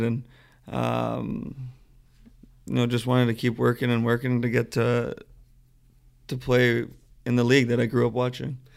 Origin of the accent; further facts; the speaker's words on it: Mississauga, Ontario, Canada; I grew up in Mississauga, just outside of Toronto.